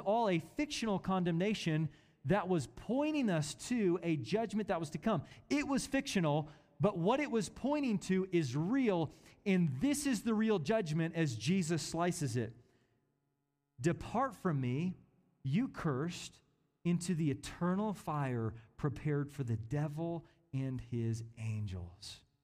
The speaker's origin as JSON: {"language": "English", "town": "Kansas City", "region": "Missouri", "country": "United States", "tie": "born or raised there", "said": "I was born in Kansas City, Missouri"}